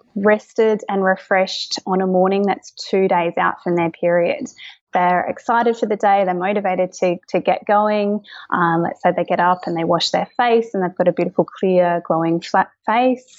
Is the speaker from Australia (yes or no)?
yes; Kangaroo Island, South Australia, Australia; now in Adelaide, Australia; I grew up on Kangaroo Island. So I had an amazing childhood, grew up on a cattle farm over there